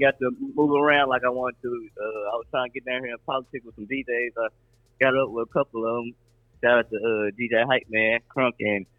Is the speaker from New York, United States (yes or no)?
no; Jackson, Tennessee, United States; now in Nashville, United States; No, I'm from Jackson, Tennessee.